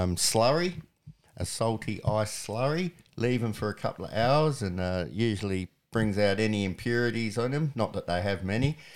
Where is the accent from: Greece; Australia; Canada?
Australia; Gawler, South Australia; also born or lived in Benalla, Victoria / Williamstown, South Australia; now in Cockatoo Valley, Australia; Lived in Gawler for the majority of my life